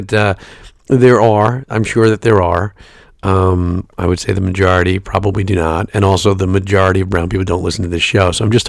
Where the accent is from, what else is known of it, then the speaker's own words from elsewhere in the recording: New York City, New York, United States; also born or lived in Brooklyn, New York; now in Middletown, New Jersey, United States; I'm from Staten Island, New York. I live in Middletown, New Jersey. But if you mail me a letter, it's Red Bank, New Jersey.